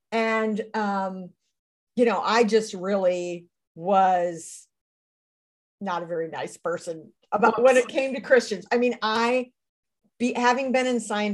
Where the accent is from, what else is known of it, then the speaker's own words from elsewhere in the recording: United States; I'm American